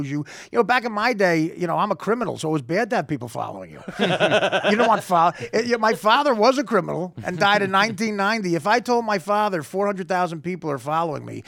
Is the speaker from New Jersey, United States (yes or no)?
yes; New Jersey, United States; I'm Jersey, but I'm North Jersey. I grew up I live in Hoboken now